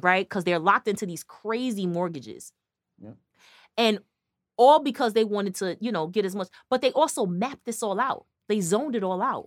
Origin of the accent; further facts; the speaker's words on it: Connecticut, United States; we're from Connecticut